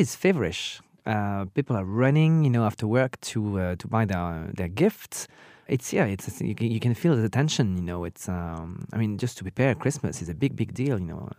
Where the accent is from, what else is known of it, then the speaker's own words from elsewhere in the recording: Burgundy, Bourgogne-Franche-Comté, France; now in Paris, France; I, I come from Burgundy